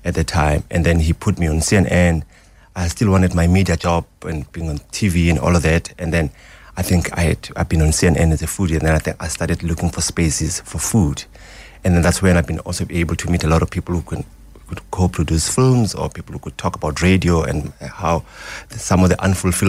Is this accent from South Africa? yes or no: yes; Soweto, Gauteng, South Africa; also born or lived in Yeoville, Johannesburg; I grew up in Soweto.